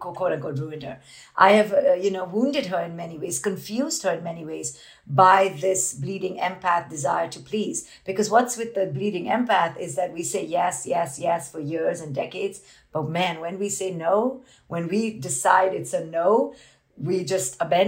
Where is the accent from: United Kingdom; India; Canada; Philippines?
India; I grew up in India as this Indian woman